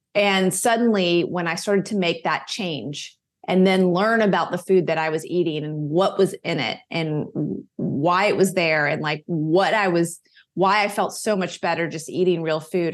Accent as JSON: {"language": "English", "town": "Charlotte", "region": "North Carolina", "country": "United States", "tie": "born or raised there", "said": "I grew up in Charlotte, North Carolina. I was still living here"}